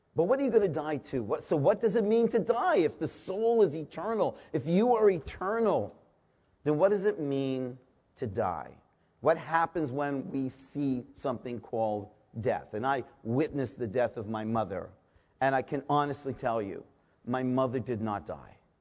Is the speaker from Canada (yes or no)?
yes; Toronto, Ontario, Canada; I'm from a small town called Toronto, Canada